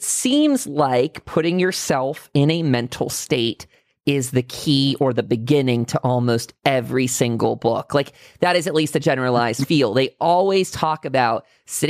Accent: Pennsylvania, United States; also born or lived in California; Born and raised in Pennsylvania

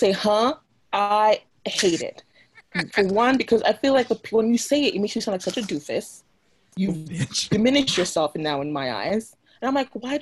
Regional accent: New York, United States; I'm from New York

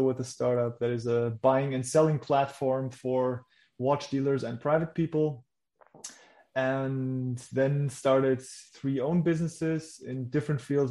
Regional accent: Germany; English is a second language; my first language is not English. So I was born in Germany

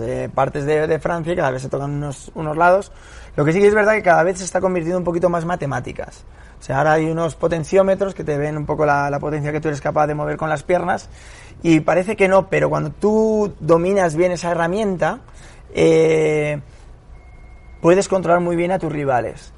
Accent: Pinto, Community of Madrid, Spain; yo soy de Pinto de allí

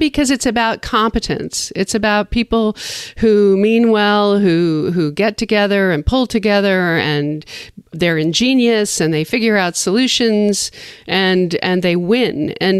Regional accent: New York City, New York, United States; Of all the years I grew up in New York, I always looked forward

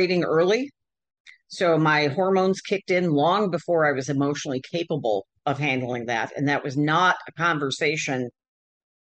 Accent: Michigan, United States; I grew up in Michigan in the Midwest

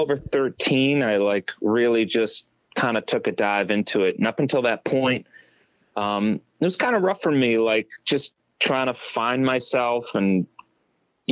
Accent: Methuen, Massachusetts, United States; also born or lived in Boston; I was born in Boston, and I was raised in a small town. Actually, it's the city known as the town of Methuen, Massachusetts

